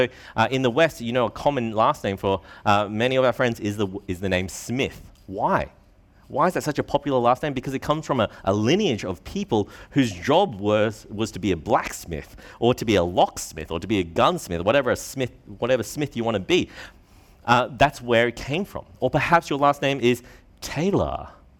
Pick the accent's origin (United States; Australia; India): Australia; born there; I'm Australian-born Chinese, that's how I identify myself.